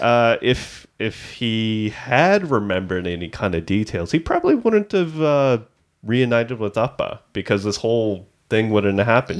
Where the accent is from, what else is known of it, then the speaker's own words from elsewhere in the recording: Markham, Ontario, Canada; we're from Markham, which is a part of the G T